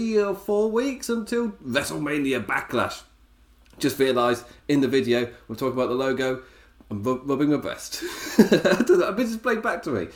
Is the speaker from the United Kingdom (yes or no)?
yes; England, United Kingdom; as an Englishman